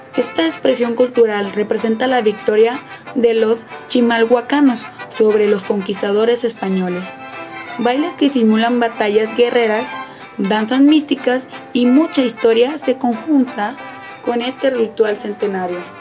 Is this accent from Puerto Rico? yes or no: no; Guadalajara, Jalisco, Mexico; soy y orgullosamente tapatía de Guadalajara, Jalisco